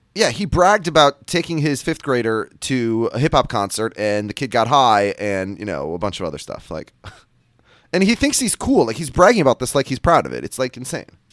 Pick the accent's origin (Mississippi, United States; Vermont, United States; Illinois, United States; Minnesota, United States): Minnesota, United States; now in New York, United States; I'm from Minnesota. I live in New York.